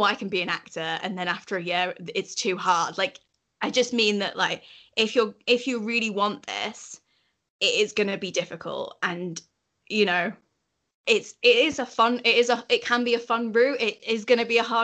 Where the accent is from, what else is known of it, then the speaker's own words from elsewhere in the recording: Yorkshire and the Humber, United Kingdom; accent: Yorkshire; my Yorkshire accent's authentic